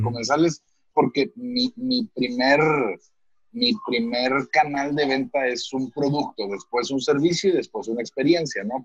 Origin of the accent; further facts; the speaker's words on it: Apodaca, Nuevo León, Mexico; also born or lived in Guadalupe, Mexico; now in San Pedro Garza García, Mexico; yo crecí en, cerca de Apodaca y luego este, mi adolescencia la viví en Guadalupe y luego ya me vine a vivir a San Pedro hace 10 años